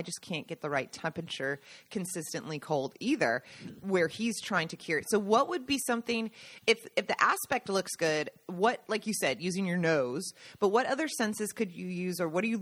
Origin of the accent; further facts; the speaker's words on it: Seattle, Washington, United States; now in Italy; I grew up in Seattle